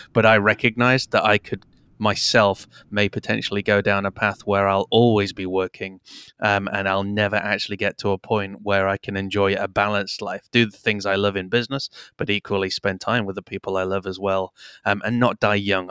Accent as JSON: {"language": "English", "country": "United Kingdom", "tie": "born or raised there", "also_born_or_lived": "Canada", "said": "I was four, uh, and have since lived in the U K"}